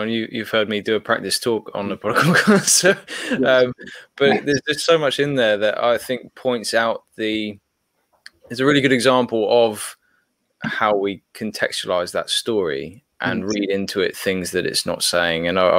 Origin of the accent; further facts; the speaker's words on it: Papua New Guinea; So growing up in Papua New Guinea, I was around a lot of Americans, a lot of Australians, a lot of Westerners in Papua New Guinea